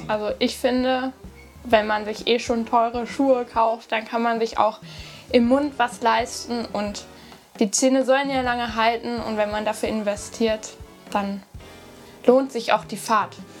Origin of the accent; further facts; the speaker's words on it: near Höxter, North Rhine-Westphalia, Germany; Ich komme aus Nordrhein-Westfalen, in der Nähe von Höxter